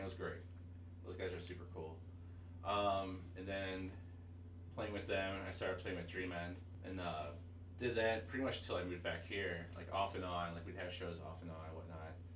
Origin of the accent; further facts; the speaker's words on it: St. Louis, Missouri, United States; grew up in the suburbs